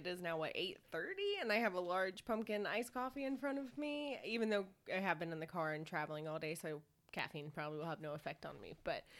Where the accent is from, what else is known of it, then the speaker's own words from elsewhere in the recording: Atlanta, Georgia, United States; Yeah, I grew up in Peachtree Battle. Whoop whoop, living with my aunt.